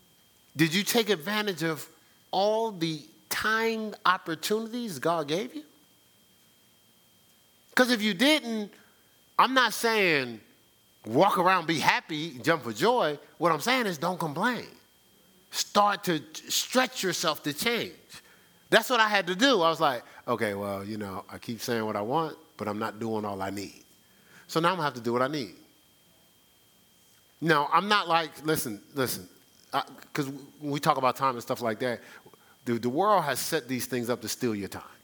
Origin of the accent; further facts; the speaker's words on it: Newark, New Jersey, United States; I'm from the city. I'm from Newark